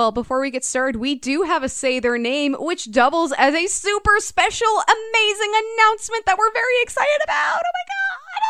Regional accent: Minnesota, United States; you can't say your state because no one knows where Minnesota is.

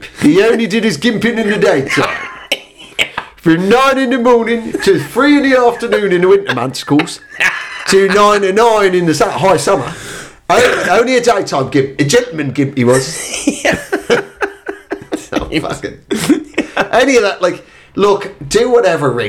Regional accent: Ireland; as an Irishman

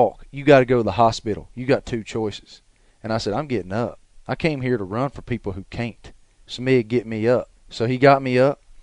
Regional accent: the South, United States; we're from the South

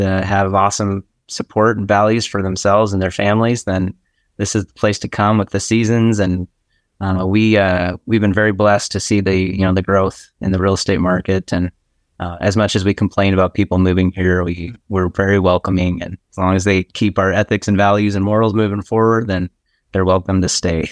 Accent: Boise, Idaho, United States; I live in Boise, Idaho

